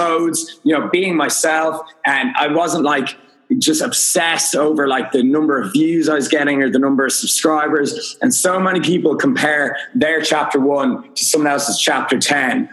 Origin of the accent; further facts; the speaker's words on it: Dublin, Leinster, Ireland; I'm from Dublin, Ireland